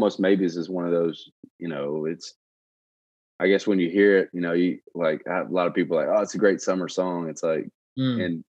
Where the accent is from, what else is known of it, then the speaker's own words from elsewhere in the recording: Shreveport, Louisiana, United States; moved away as an adult; also born or lived in Baton Rouge; that was like the musical history of Shreveport. My hometown is